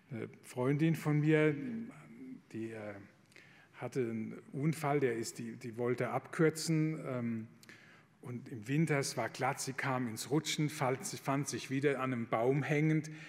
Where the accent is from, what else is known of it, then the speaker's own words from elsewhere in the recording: Rhineland-Palatinate, Germany; Ich komme aus der Pfalz, da war die Grenze zu Frankreich nicht weit weg.